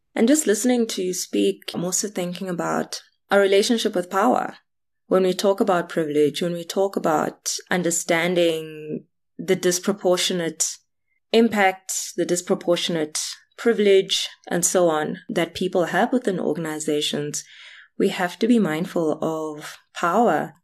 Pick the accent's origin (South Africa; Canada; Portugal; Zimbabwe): South Africa; I'm South African, black, female, having grown up in spaces that were, were almost invited spaces